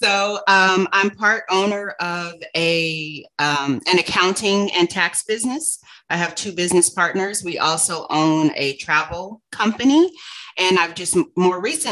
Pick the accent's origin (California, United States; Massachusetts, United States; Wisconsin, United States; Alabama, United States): California, United States; Los Angeles; also born or lived in Santa Barbara / Phoenix / Atlanta; Born and raised in Los Angeles